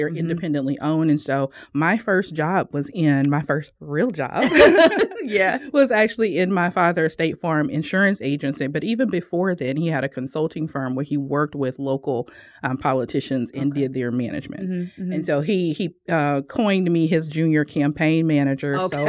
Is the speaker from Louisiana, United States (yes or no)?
yes; Ponchatoula, Louisiana, United States; So we are from Louisiana. If you think about, you know, the New Orleans area, Ponchatoula, which is just outside of New Orleans. Known for strawberries.